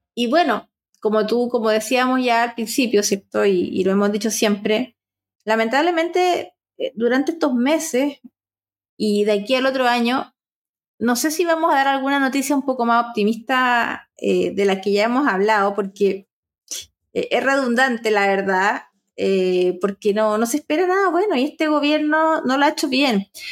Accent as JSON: {"language": "Spanish", "country": "Chile"}